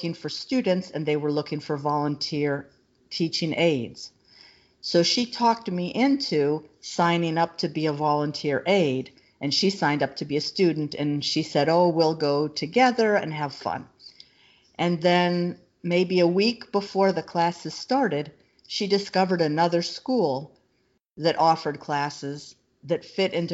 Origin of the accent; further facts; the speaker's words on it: Northeast Ohio, United States; moved away as an adult; also born or lived in Central Florida / Illinois; now in Florida, United States; I grew up in Northeast Ohio